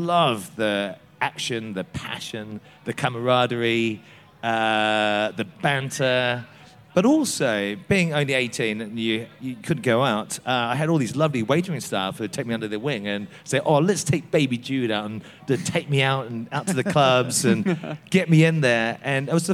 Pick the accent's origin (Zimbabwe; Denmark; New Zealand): New Zealand; moved away as an adult; now in Cornwall, United Kingdom; I'm a Kiwi, but I've been over here now for 27 years